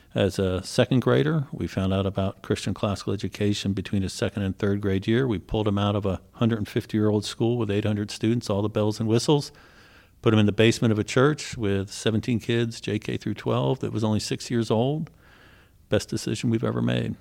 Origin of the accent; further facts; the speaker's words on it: Philadelphia, Pennsylvania, United States; moved away as an adult; also born or lived in Ohio; I grew up in Philly, attended the top rated school in the state of, uh, Pennsylvania